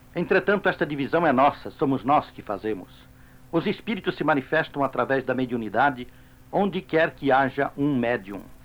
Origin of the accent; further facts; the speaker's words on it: Brazil; como brasileiros, integrados em nosso povo